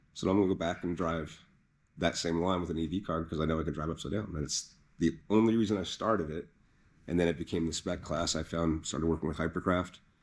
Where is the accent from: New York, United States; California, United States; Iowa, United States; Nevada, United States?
California, United States